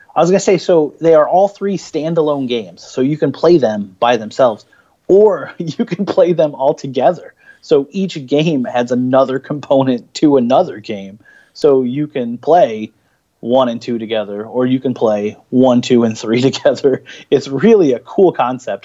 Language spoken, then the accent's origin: English; Peoria, Illinois, United States; I'm from Peoria, Illinois